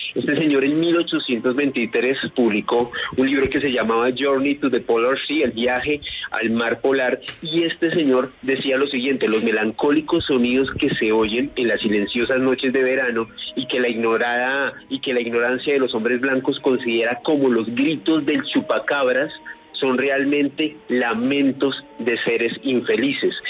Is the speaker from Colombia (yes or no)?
yes; Colombia; nuestro país Colombia